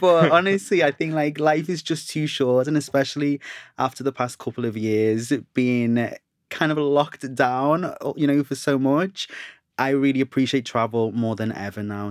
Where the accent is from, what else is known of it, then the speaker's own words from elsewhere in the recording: Liverpool, North West England, United Kingdom; now in London, United Kingdom; I'm from Liverpool originally, and being in London